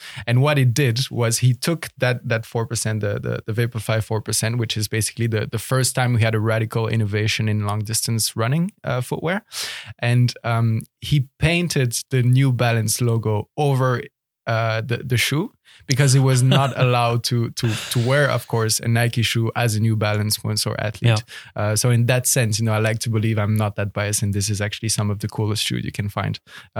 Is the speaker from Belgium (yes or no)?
yes; Belgium; English is a second language; moved away as an adult; now in Netherlands; So I was born and raised in Belgium, where quite quickly I got into track and field